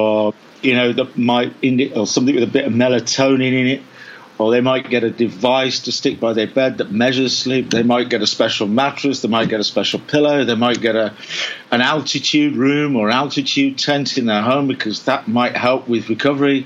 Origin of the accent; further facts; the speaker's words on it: England, United Kingdom; I'm from England.